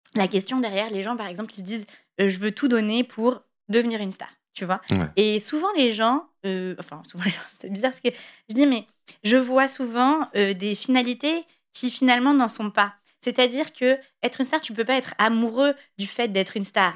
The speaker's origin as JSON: {"language": "French", "country": "France", "said": "en tant que Français"}